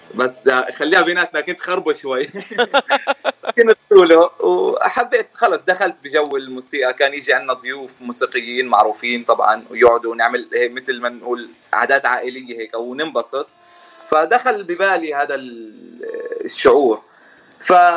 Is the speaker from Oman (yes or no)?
no; Jordan; moved away as an adult; now in United States; طبعا أنا من الأردن من أصول فلسطيني صار لي تقريبا سنتين بأمريكا